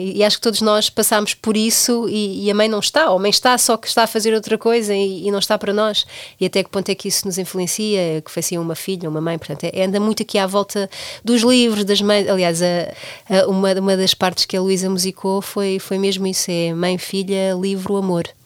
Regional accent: Portugal; nós, enquanto portugueses

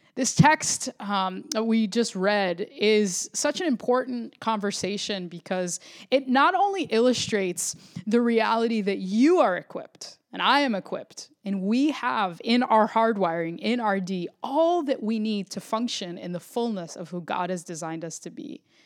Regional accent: the suburbs of Florida, United States; also born or lived in Puerto Rico (ancestry); I grew up in the suburbs of Florida

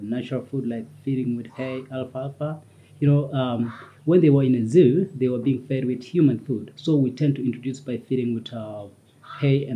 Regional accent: near Maasai Mara, Narok County, Kenya; moved away as an adult; now in Ol Pejeta, Kenya; Masai Mara is very close to my village.

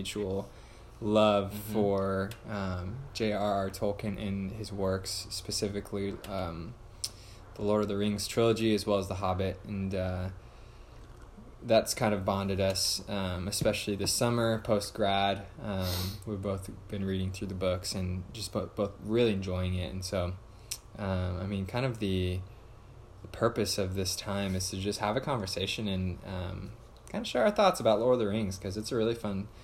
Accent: Southern California, United States; I'm born and raised in Southern California

